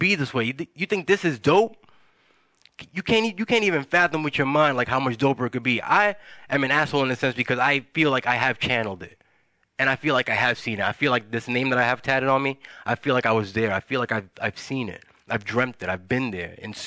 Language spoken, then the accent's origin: English; New York City, New York, United States; moved away; I'm from Wash Heights